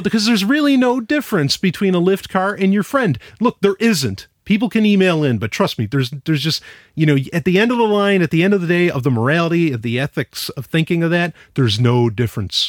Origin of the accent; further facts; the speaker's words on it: New York City, New York, United States; moved away; I grew up in New York City, uh, for a while